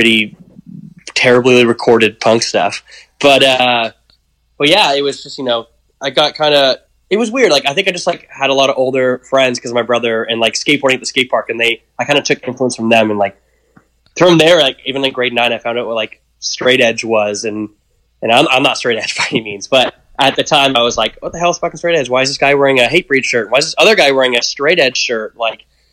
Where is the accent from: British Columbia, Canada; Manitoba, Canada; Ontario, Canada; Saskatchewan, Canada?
Ontario, Canada; Pickering; also born or lived in Scarborough, Toronto; now in Toronto, Canada; I was born in Scarborough, raised in, like, Pickering